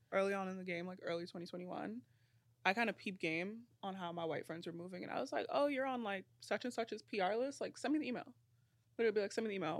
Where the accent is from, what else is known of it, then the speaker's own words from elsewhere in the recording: New York City, New York, United States; I'm from Brooklyn